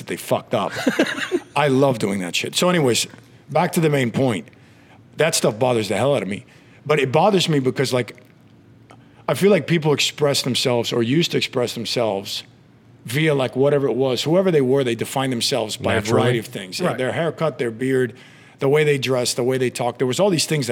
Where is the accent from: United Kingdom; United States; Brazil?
United States; Miami, Florida; living in Miami and growing up in Miami